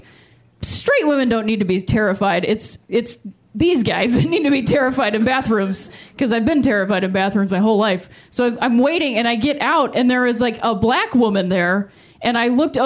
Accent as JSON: {"language": "English", "town": "Akron", "region": "Ohio", "country": "United States", "tie": "born or raised there", "moved": "yes", "said": "I'm from Akron, Ohio"}